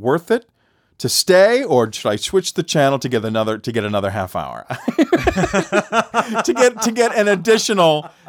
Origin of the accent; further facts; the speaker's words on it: Boston, Massachusetts, United States; I grew up in Boston.